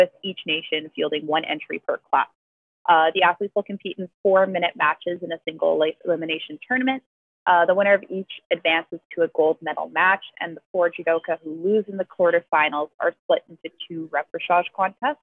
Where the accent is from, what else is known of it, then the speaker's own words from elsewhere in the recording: Canada; I'm from Canada